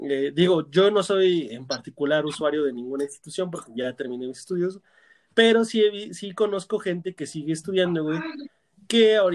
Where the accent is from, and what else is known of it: Mexico